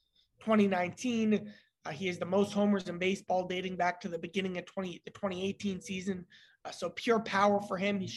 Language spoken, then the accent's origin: English; Cincinnati, Ohio, United States; working in my hometown newspaper